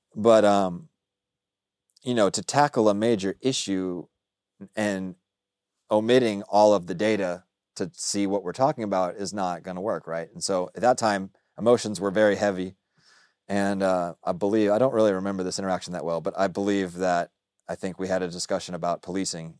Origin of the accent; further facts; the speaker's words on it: Dallas, Texas, United States; also born or lived in Austin; I say I'm from the South, but I grew up in Dallas